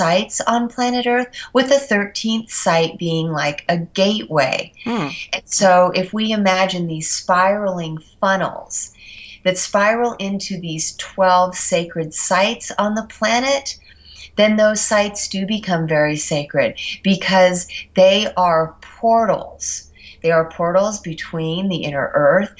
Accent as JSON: {"language": "English", "town": "Mount Shasta", "region": "California", "country": "United States", "tie": "born or raised there", "said": "growing up in the area of Mount Shasta"}